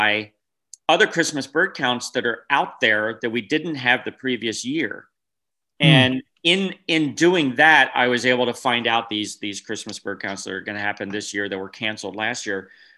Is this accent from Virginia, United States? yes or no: no; New Jersey, United States; moved away as an adult; also born or lived in California / Wyoming; now in Washington, United States; I grew up in New Jersey and then moved to California